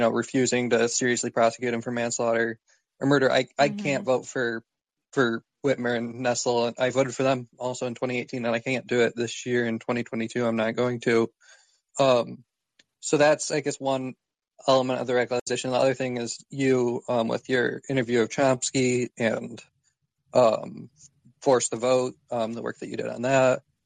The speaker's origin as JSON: {"language": "English", "region": "Michigan", "country": "United States", "said": "I'm from Michigan"}